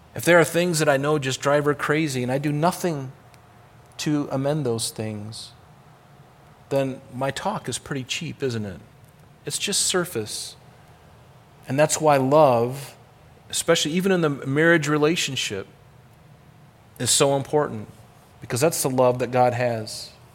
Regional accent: Rochester, New York, United States; I'm an American in, uh, in, in Rochester, New York

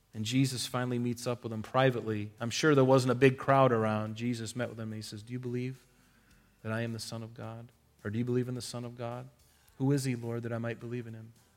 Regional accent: United States; we're American

